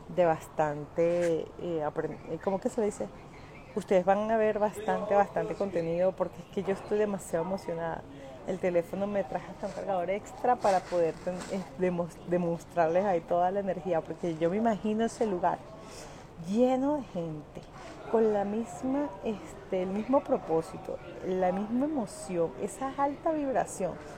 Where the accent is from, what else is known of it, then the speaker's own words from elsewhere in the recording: Caracas, Capital District, Venezuela; moved away; nací en el 23 de enero en la, la ¿cómo se llama? sector Montepiedad, viví allí hasta los 14 años con, mi mamá